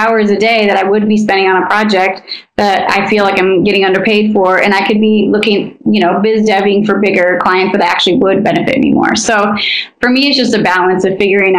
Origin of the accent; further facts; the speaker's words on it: Idaho, United States; now in Los Angeles, United States; I come from a conservative place. I come from Idaho.